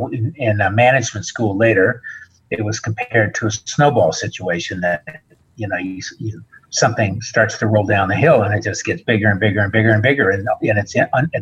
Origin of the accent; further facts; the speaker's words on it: United States; And the other part of me knows that as an American, I should hope he succeeds.